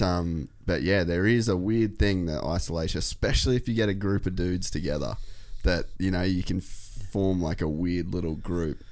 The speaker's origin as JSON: {"language": "English", "town": "Cairns", "region": "Queensland", "country": "Australia", "tie": "born or raised there", "said": "I grew up in Cairns"}